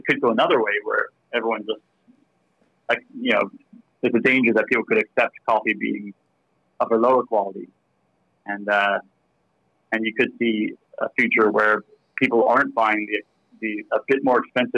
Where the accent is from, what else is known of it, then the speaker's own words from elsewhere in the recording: Bermuda; accent: slight American; moved away as an adult; now in Australia; I am Australian, but I grew up in Bermuda in the Caribbean, and I came over here as soon as I could when I was 24